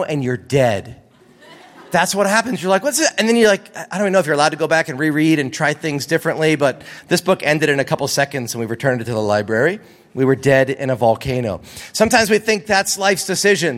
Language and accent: English; East Coast, United States; now in California, United States; I grew up on the East Coast